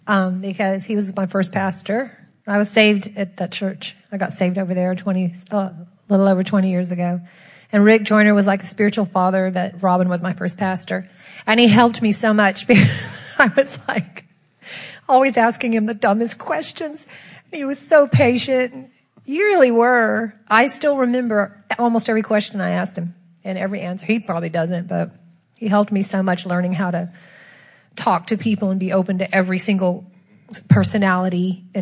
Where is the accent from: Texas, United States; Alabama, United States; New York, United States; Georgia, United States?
Texas, United States; From Texas.